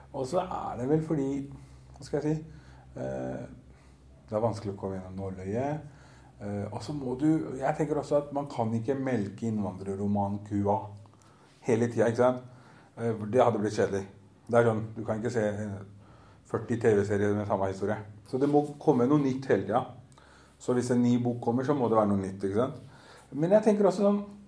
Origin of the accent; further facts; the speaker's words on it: Oslo, Norway; also born or lived in Groruddalen, Oslo; jeg er oppvokst på Grünerløkka nede i sentrum, så jeg er ikke fra østkanten.